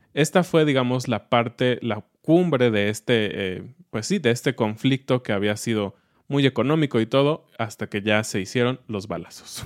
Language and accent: Spanish; Mexico